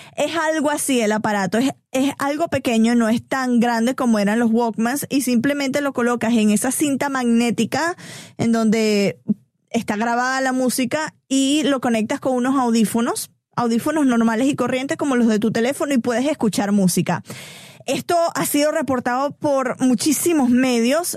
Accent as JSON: {"language": "Spanish", "country": "Venezuela", "tie": "born or raised there", "moved": "yes", "lives_now": "Atlanta, United States", "said": "crecí en Venezuela, nací crecí en Venezuela"}